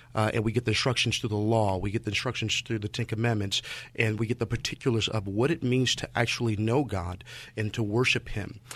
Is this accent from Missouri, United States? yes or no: yes; St. Louis, Missouri, United States; moved away as an adult; now in San Francisco Bay Area, United States; was born and raised in Saint Louis